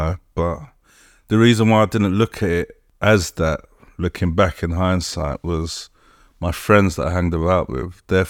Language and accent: English; Colindale, London, United Kingdom; So, yeah, I'm from Conindale, from in Northwest London.